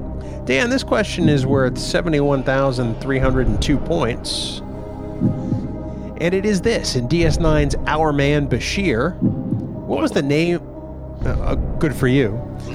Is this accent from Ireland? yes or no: no; Canada; accent: Canadian; my accent like that should tell you that it was probably something Canadian